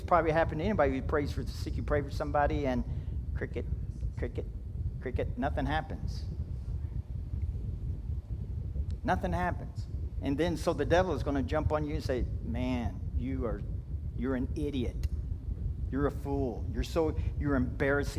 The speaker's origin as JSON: {"language": "English", "region": "Kentucky", "country": "United States", "said": "I'm from Kentucky"}